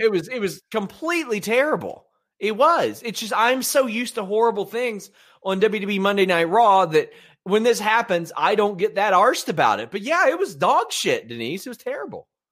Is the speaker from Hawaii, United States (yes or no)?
no; Kentucky, United States; I'm from Kentucky